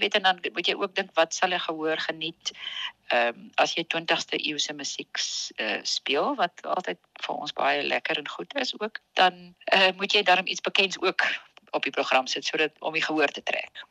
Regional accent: Pretoria, Gauteng, South Africa; moved away as an adult; now in Bloemfontein, South Africa; ek het in Pretoria as ek gebore en ek het daar groot geword

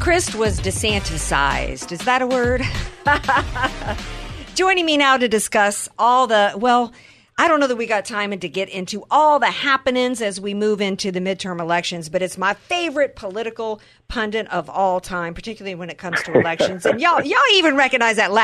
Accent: the South, United States; I grew up in the South

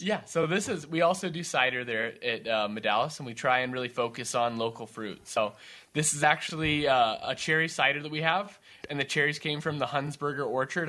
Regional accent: California, United States; moved away as an adult; now in West Michigan, United States; I was born and raised pretty much in California

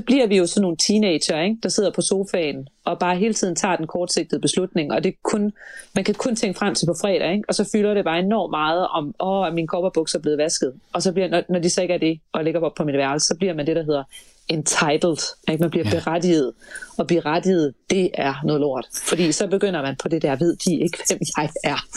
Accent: Denmark; vi kunne jo som danskere

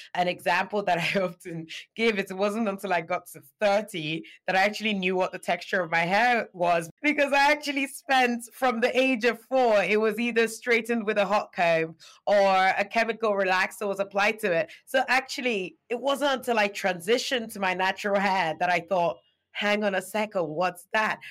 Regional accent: Nigeria; moved away as an adult; now in United Kingdom; I'm Nigerian born and U K dwelling. I was born in Nigeria. I moved out to the U K to study

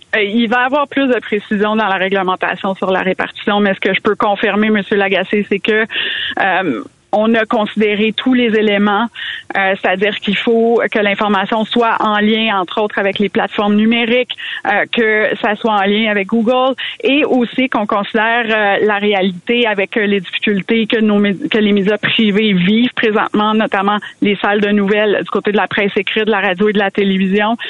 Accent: Quebec, Canada; first language French; Moi, je suis une francophone, c'est ma langue maternelle. Je suis fière d'être du Québec

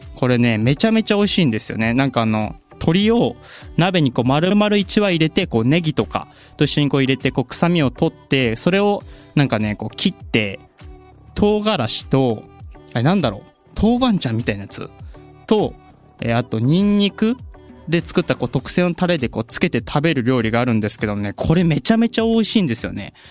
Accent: Gifu, Japan; 地元が岐 阜県でして

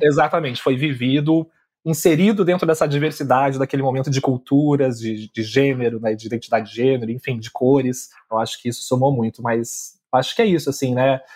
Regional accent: Armação dos Búzios, Rio de Janeiro, Brazil; a minha adolescência foi em Búzios, no Rio de Janeiro

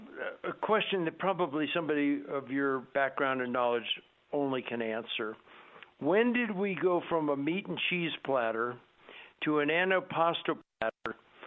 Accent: Southern California, United States; now in Colorado, United States; I'm from Southern California

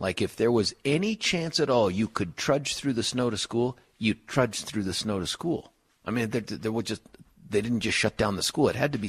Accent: Colorado, United States; Like I was two when we moved out here, so I've been here for, you know, the other 37 years.

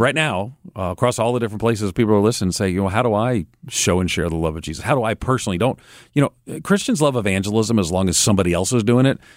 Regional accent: New York, United States; moved away; also born or lived in Chicago; I grew up in New York and I lived in Chicago

